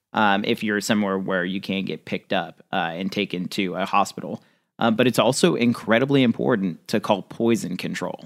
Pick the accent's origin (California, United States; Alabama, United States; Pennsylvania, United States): California, United States; Central; also born or lived in Midwest; now in New Orleans, United States; I grew up in Central California, lived in the Midwest for a while, live down in New Orleans now